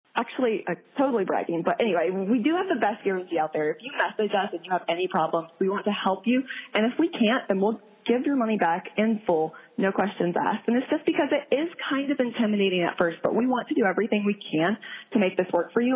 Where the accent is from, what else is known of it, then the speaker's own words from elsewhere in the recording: Midwest, United States; also born or lived in South Korea; I'm from the Midwest